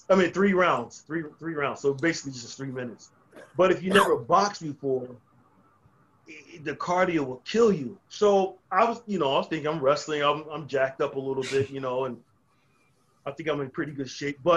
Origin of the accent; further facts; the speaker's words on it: New Jersey, United States; also born or lived in North Carolina; I, I grew up in two places, I grew up in New Jersey, and then I grew up in North Carolina.